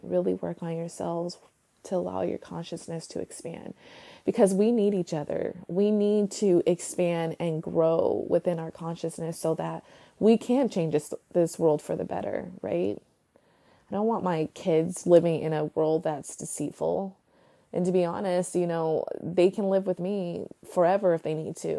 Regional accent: United States

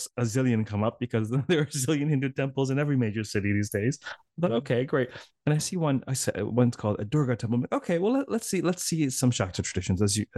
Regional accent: Toronto, Ontario, Canada; I said, I'm from Toronto.

